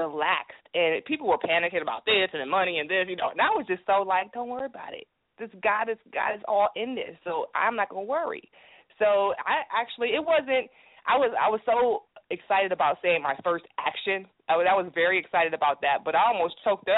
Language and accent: English; Cleveland, Ohio, United States; now in Atlanta, United States; I'm from Euclid East. I mean, like, for real, Cleveland